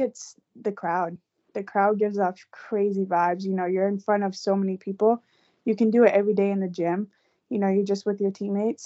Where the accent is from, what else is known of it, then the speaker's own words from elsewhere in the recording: Tewksbury, Massachusetts, United States; also born or lived in North Carolina; I'm from Tewksbury, Mass. I've lived there pretty much my whole life.